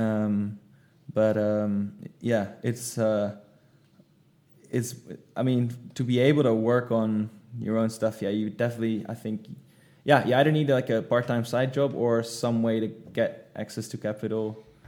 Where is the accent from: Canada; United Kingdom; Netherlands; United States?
Netherlands; moved away as an adult; now in Indonesia; I'm from the Netherlands.